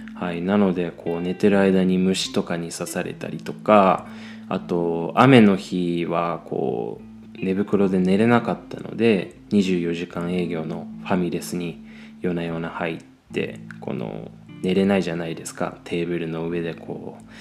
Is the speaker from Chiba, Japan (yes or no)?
yes; Chiba, Japan; 僕の地元の千葉